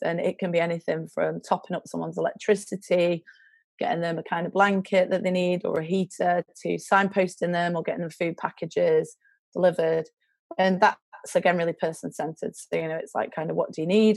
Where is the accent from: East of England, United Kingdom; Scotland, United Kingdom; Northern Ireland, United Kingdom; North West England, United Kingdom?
North West England, United Kingdom; Baxenden; I'm from um, a village called Baxenden, which is near Accrington. It's like 18 miles north of Manchester.